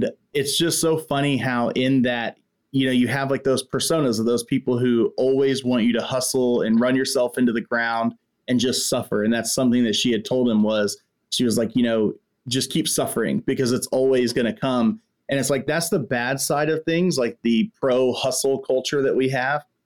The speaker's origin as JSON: {"language": "English", "region": "Texas", "country": "United States", "said": "right here in my home state of Texas"}